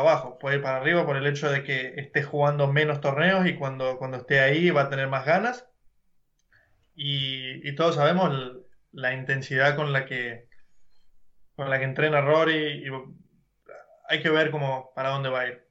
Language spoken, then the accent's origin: Spanish; Argentina; now in California, United States; Nosotros somos argentinos